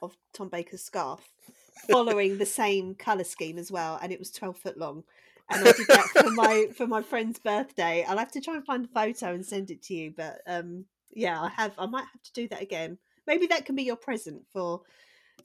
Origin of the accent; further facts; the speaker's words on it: United Kingdom; I'm British